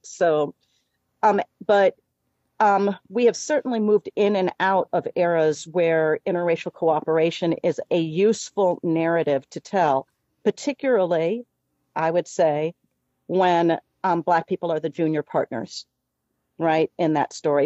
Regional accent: Chicago, Illinois, United States; we're both from Chicago

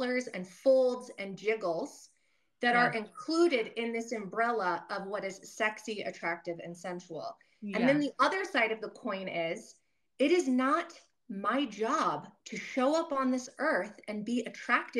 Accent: United States; we were raised in America

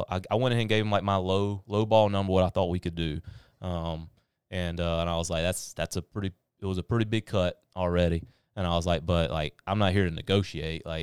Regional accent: North, South Carolina, United States; I'm from North, which is on the other side of it, but I uh, went to school in Pelion

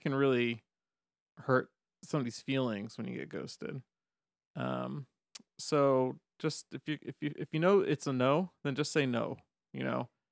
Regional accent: the South, United States; I grew up in the South

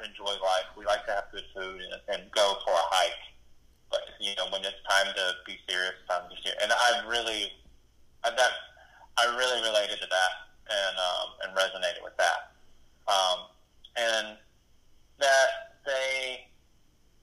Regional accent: Eastern North Carolina, United States; I was just raised, you know, I'm from Eastern North Carolina, so I was raised to behave a certain

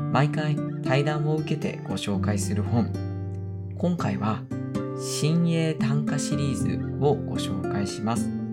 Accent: Ebino, Miyazaki, Japan; 僕ねエビの市の出身で

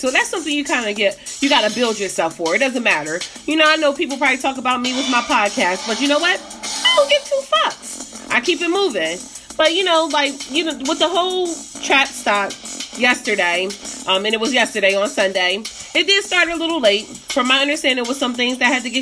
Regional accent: Delaware, United States; I'm from Delaware

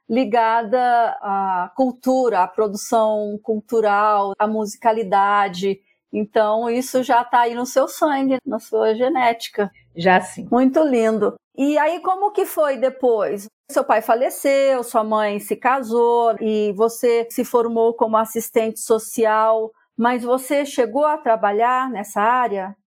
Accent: Natal, Rio Grande do Norte, Brazil; accent: Nordeste; moved away as an adult; now in Mossoró, Brazil; nasci em Natal, capital do Rio Grande do Norte.

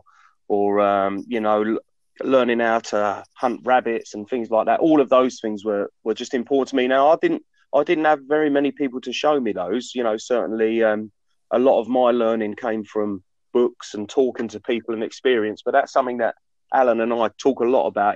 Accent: Essex, East of England, United Kingdom; I grew up in Essex, in a rural part of Essex

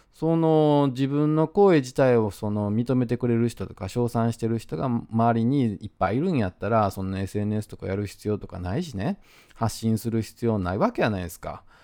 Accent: Osaka, Japan; accent: Osaka dialect; 自分が大阪弁で喋ってる

